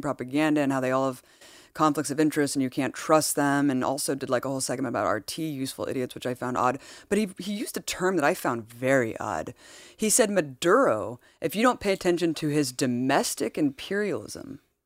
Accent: United States; as American citizens

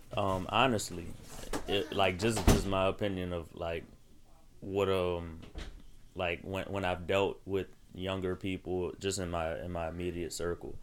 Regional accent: United States; As an American who who is black

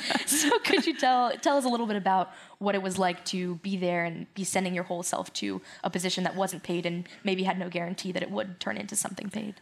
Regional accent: South Florida, United States; coming from South Florida.

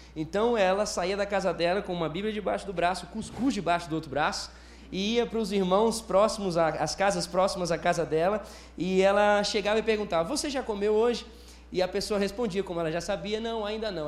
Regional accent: Northeast Region, Brazil; Eu sou nordestino

